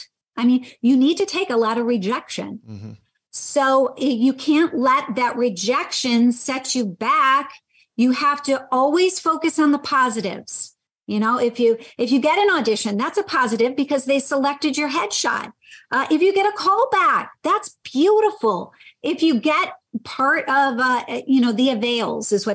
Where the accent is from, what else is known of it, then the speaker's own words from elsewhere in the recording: Michigan, United States; moved away; I'm from Michigan